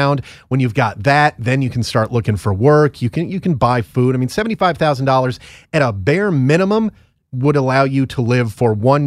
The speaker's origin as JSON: {"language": "English", "region": "Northeast", "country": "United States", "moved": "yes", "said": "I'm from the Northeast"}